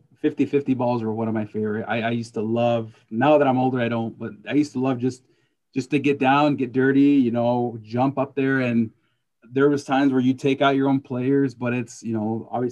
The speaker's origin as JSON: {"language": "English", "region": "California", "country": "United States", "tie": "born or raised there", "said": "I grew up in California, was where I started playing"}